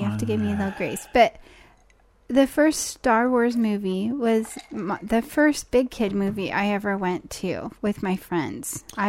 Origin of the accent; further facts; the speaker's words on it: Raymond, Washington, United States; I think we grew up in Hickville